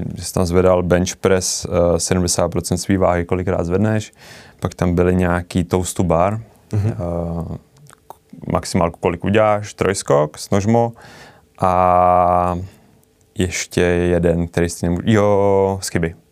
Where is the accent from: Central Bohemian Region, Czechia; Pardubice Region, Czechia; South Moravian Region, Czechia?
Central Bohemian Region, Czechia; Mnichovo Hradiště; já jsem se narodil do baráku v Mnichově Hradišti